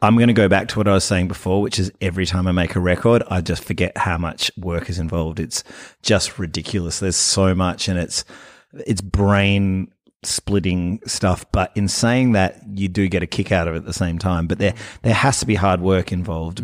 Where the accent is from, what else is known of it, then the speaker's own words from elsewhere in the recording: Fremantle, Western Australia, Australia; I am from Fremantle